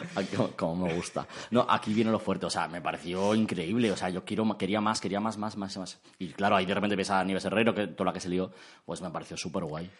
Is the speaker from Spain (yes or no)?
yes; Spain; como persona española y humana que soy